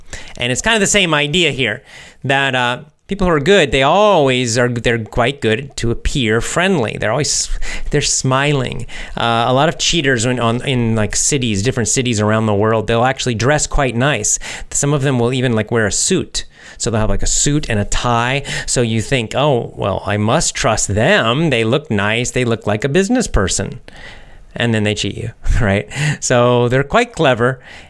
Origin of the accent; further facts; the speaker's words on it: Russia; born there; I was born in Russia. I still live here.